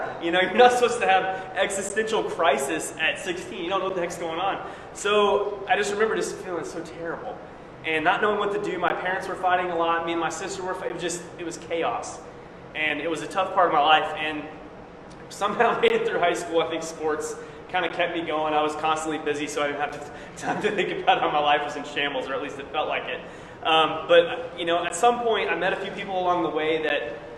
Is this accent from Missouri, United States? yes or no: yes; Springfield, Missouri, United States; moved away as an adult; I was born in Springfield, Missouri